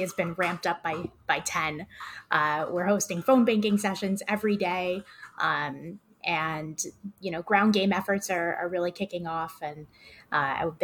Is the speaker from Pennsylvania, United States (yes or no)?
no; Connecticut, United States; moved away as an adult; now in Los Angeles, United States; I'm from Connecticut. I worked out there doing consumer product PR and a little bit of healthcare. I moved out to LA in 2016.